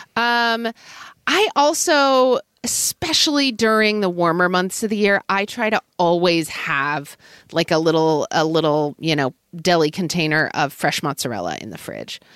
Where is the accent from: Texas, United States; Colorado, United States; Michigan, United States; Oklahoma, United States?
Oklahoma, United States; growing up in Oklahoma in the eighties